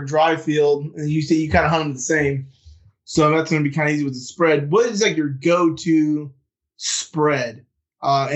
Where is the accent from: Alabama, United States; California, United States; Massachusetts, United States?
California, United States; now in Louisiana, United States; my home state of California